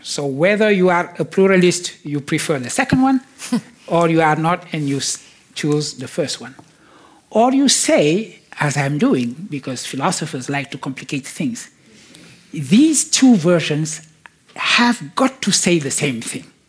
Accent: Senegal; I was born in Senegal

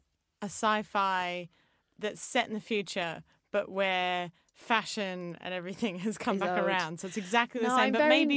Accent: Australia; being white Australian, I don't have that sense of history or past. I wasn't brought up with it.

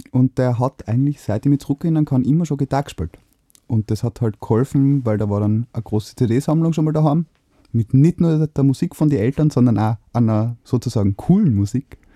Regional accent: Innsbruck, Tyrol, Austria; Gebürtiger Innsbrucker.

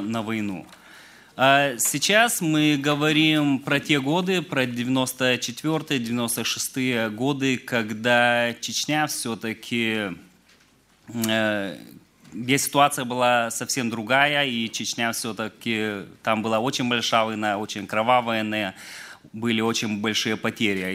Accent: Lithuania; я сам родом из Литвы

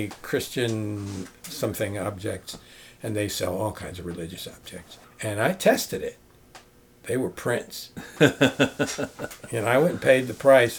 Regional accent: New York, United States; growing up in New York

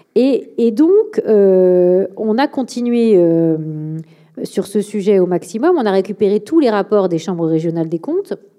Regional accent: Premières Côtes de Bordeaux, Nouvelle-Aquitaine, France; le le côté euh, vallonné des, de, des, premières côtes de Bordeaux, hein, là où j'ai grandi.

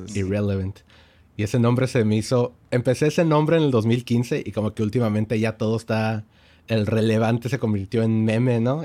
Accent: El Paso, Texas, United States; sí crecí en El Paso

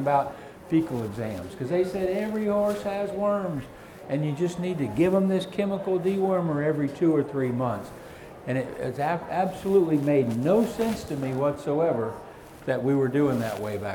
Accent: the South, United States; I'm from the South, can you tell? We don't have cold in the South

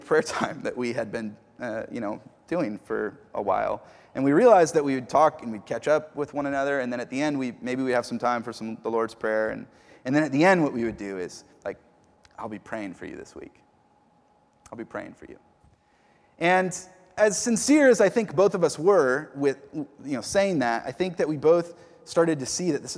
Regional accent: the Northwest, Pacific Northwest, United States; moved away as an adult; he could tell I was from the Northwest

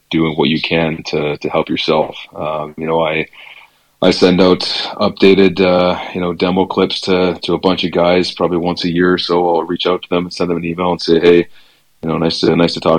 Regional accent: Whitehorse, Yukon, Canada; moved away as an adult; also born or lived in Belleville, Ontario / North Battleford, Saskatchewan / Powell River, British Columbia / Penticton, British Columbia; Born and raised in Whitehorse, Yukon. Lived there until I was just about 19 years

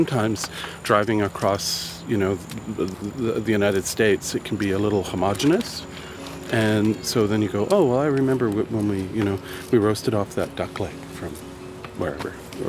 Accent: Almonte, Ontario, Canada; also born or lived in Ottawa, Ontario; So they had the mills in Elmont, Ontario, where I grew up. I was born in Ottawa, my dad was born in Toronto, and my mom was born in Montclair, New Jersey.

